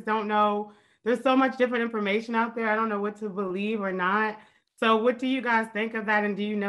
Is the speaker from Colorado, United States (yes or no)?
no; Washington, District of Columbia, United States; Hi, I'm from DC.